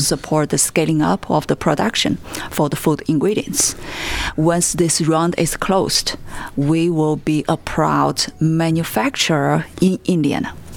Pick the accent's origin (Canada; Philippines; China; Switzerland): China; moved away as an adult; now in United States; I have lived in states for 20 years. I grew up in China.